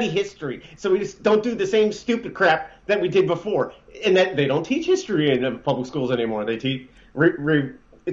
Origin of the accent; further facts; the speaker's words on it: New York, United States; I grew up right outside of Manhattan.